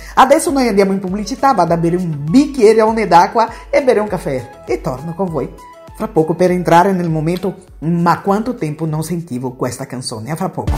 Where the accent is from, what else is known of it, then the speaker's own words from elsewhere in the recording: Bahia, Brazil; Italian is a second language; moved away as an adult; now in Italy; una brasiliana baiana che vive in Italia ormai da più di 30 anni